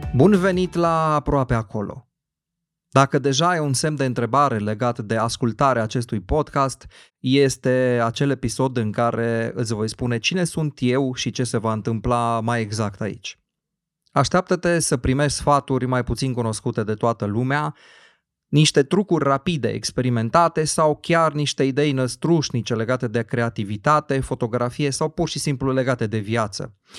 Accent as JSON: {"language": "Romanian", "town": "Cluj-Napoca", "region": "Cluj County", "country": "Romania", "tie": "born or raised there", "said": "orașul meu natal, în Cluj-Napoca"}